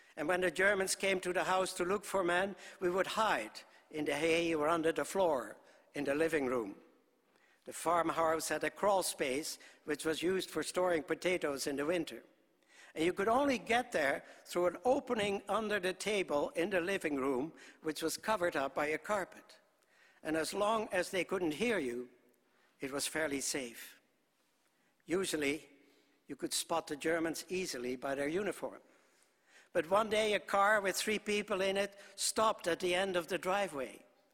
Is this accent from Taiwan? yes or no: no; Netherlands; born there; I was born in Holland shortly after the war started. Our country was occupied.